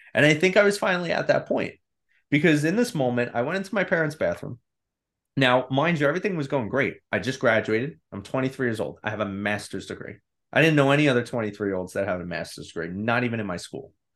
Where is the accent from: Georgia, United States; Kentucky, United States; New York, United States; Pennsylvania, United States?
New York, United States; I grew up in New York. I'm still here.